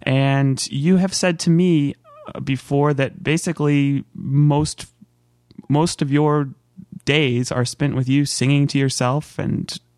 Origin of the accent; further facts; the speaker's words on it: California, United States; moved away; growing up in California